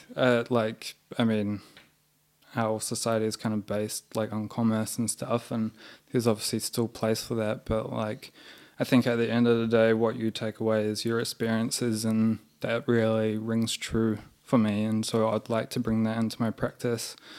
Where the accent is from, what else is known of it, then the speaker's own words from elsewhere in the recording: New Zealand; moved away as an adult; now in Melbourne, Australia; we're both from New Zealand.